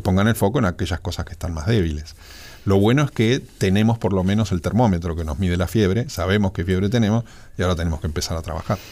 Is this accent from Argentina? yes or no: yes; Argentina